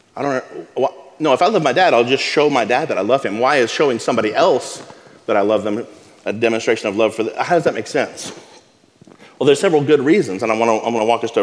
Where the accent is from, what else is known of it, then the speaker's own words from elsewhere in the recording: Abilene, Texas, United States; When I was a kid, I grew up in West Texas, in Abilene.